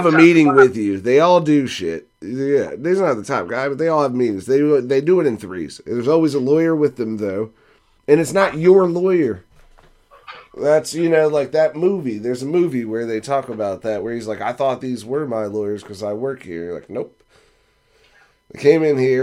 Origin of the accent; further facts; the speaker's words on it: Fredericksburg, United States; we're from Fredericksburg. We know all about rivers